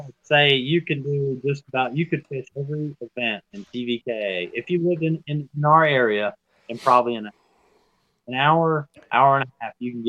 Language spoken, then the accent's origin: English; Waukesha, Wisconsin, United States; Waukesha, Wisconsin.